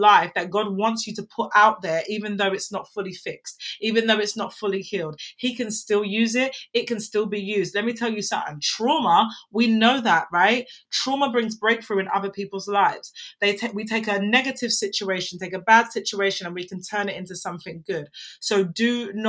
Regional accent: England, United Kingdom; I'm an English woman

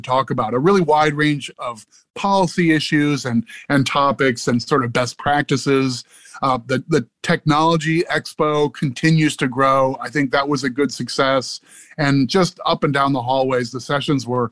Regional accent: Midwest, United States; now in Maryland, United States; I grew up in the Midwest in like sort of an extended part of Tornado Alley

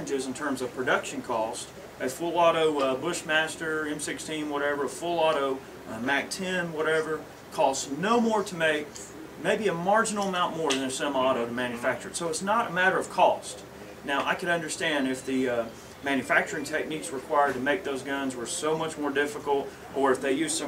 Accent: United States; being American

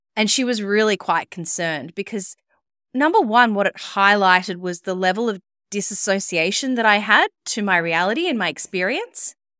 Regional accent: Melbourne, Victoria, Australia; moved away as an adult; also born or lived in Sydney; I moved back to my hometown of Melbourne.

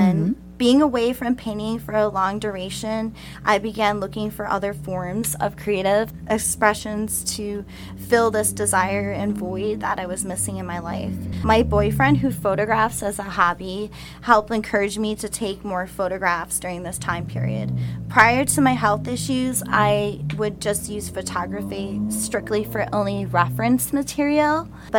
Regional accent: Palos Park, Illinois, United States; I'm originally from the Chicagoland suburbs.

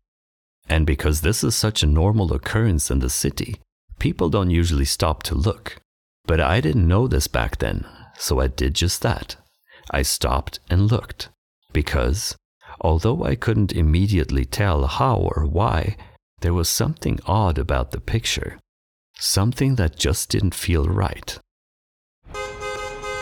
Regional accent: Stockholm, Stockholm County, Sweden; I'm a filmmaker from Stockholm, Sweden

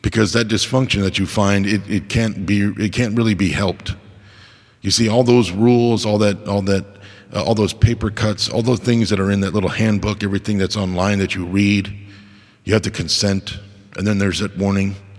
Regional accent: United States; I was born in America

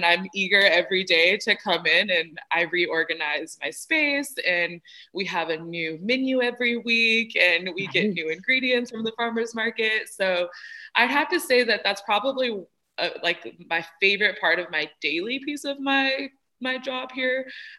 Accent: Bakersfield, California, United States; born there; I grew up a little bit of all over. I was actually born in Bakersfield, California, and that's where my grandmother is.

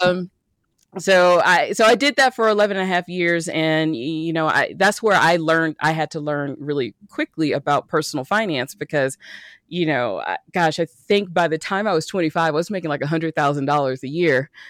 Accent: Birmingham, Alabama, United States; moved away as an adult; also born or lived in Atlanta / San Diego; I grew up in Birmingham, went to school in Atlanta, and went to the beach out in San Diego.

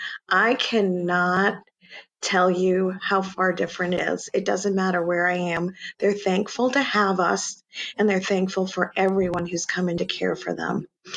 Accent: Rhode Island, United States; also born or lived in Bronx / Yonkers; So New York City, I was actually born in the Bronx and lived in Yonkers for a while, and then I was raised in Rhode Island.

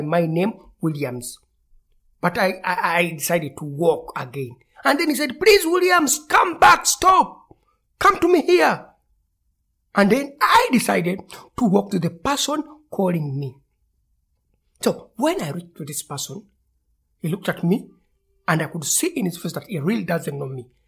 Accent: Kampala, Central Region, Uganda; Growing up in Uganda, in the capital city of Kampala

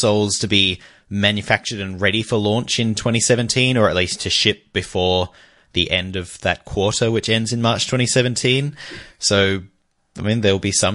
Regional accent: Australia; We're from Australia

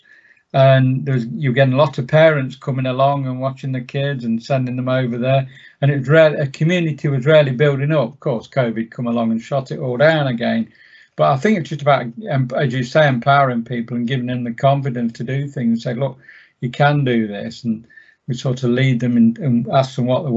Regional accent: Sawley, East Midlands, United Kingdom; I was born in Sawley, and I've lived in Erewash all my life, so I know the area really well

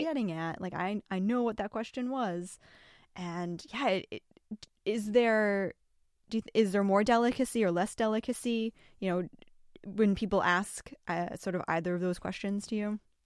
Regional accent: Massachusetts, United States; I grew up in Massachusetts

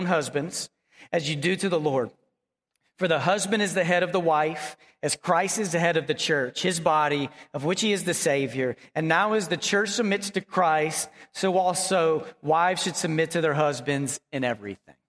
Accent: Dallas, Texas, United States; also born or lived in Abilene, Texas; I grew up in Dallas

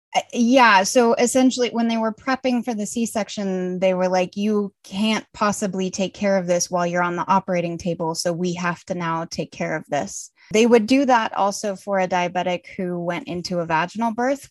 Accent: Colorado, United States; moved away as an adult; now in Munich, Germany; I'm originally from Colorado, but I live in Munich, Germany now

